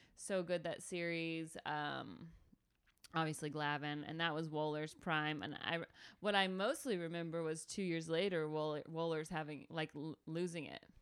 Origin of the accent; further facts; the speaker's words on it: Calhoun, Georgia, United States; the only cool thing that ever happened in my hometown was in nineteen ninety-three, Bo Jackson got trapped on our exit during the blizzard of ninety-three